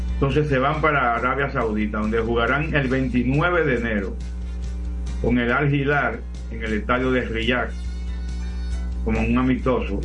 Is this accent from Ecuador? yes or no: no; La Vega, Dominican Republic; yo nací en La Vega, y con pueblano mío